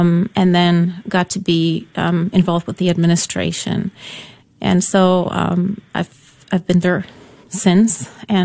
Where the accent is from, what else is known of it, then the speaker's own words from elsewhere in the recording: Poland; first language Polish; English is a second language; now in United States; I was born in Poland, so yeah. Polish was my, first language